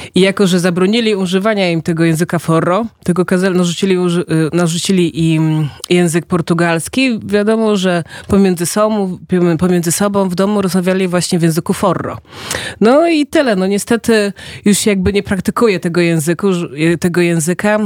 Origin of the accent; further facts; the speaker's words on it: Angola; also born or lived in Poznań, Poland; now in Poland; Jak miałam parę lat, to wróciliśmy do Angolii. No i właśnie, potem tam spędziłam prawie 10 czy tam 12 lat